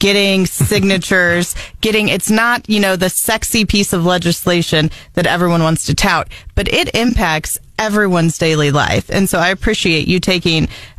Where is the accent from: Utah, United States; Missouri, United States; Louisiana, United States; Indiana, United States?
Missouri, United States; Lead Belt; I am from the Lead Belt